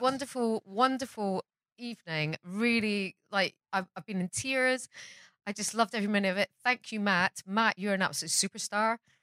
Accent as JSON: {"language": "English", "region": "Scotland", "country": "United Kingdom", "said": "I'm Scottish"}